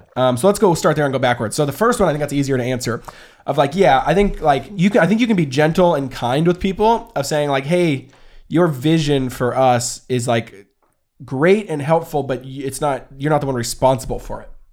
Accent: the Northwest, Pacific Northwest, United States; also born or lived in Portland; We're from the Northwest.

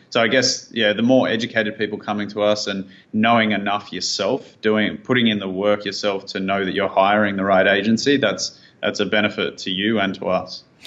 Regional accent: Sydney, New South Wales, Australia; also born or lived in Thailand; we moved back from Thailand to Sydney, where we're from

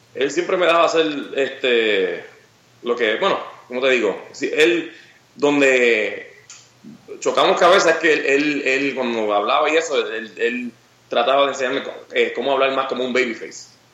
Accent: Puerto Rico; soy orgulloso de ser de Puerto Rico

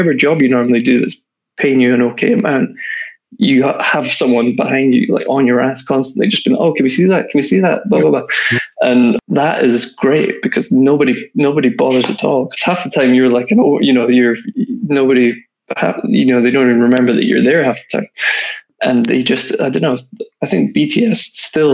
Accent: Scotland, United Kingdom; accent: Scottish; moved away as an adult; now in London, United Kingdom; I went back up to Scotland. I'm from Scotland.

